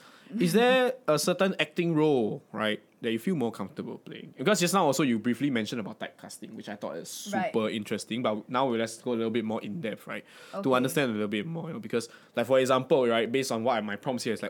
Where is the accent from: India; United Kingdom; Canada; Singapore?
Singapore; we're Singaporean